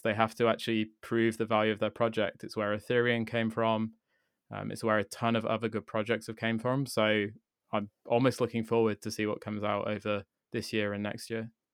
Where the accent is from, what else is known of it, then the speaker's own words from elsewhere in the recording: United Kingdom; me as a British person